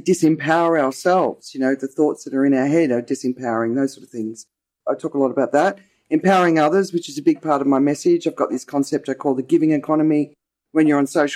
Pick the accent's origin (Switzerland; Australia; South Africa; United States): Australia; accent: Australian; now in Thailand; my accent is Australian. I'm obviously not Thai